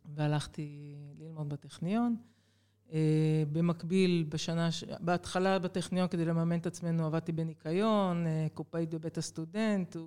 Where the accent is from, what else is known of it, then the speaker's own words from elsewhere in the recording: Jerusalem, Jerusalem District, Israel; moved away as an adult; also born or lived in Haifa; אני אה, ילידת ירושלים, אחת מארבעה ילדים, מספר שתיים ברביעייה הזו, ו... בעצם החיים שלי התחילו בשכונת קטמון בירושלים